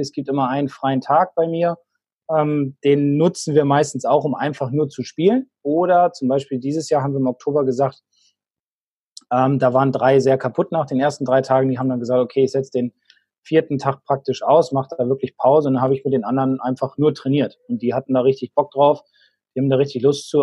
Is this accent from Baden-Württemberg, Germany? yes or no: no; Bremen, Germany; jetzt komme ich aus Bremen, bin Werder-Fan